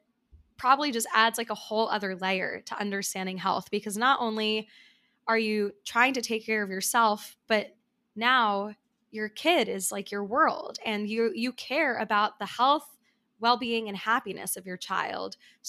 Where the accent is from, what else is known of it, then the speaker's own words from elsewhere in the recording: New York, United States; So as someone who also lives in New York and has been here for some time